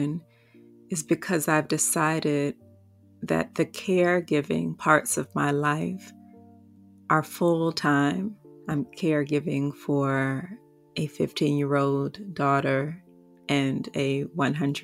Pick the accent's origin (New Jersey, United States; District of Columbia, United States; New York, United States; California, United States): District of Columbia, United States; Washington; I was also born a Black woman in the nation's capital